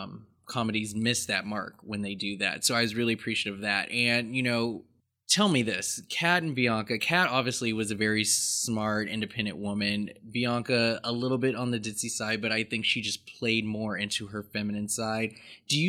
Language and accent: English; Seattle, Washington, United States; growing up in Seattle, the school that they filmed at was Stadium High School.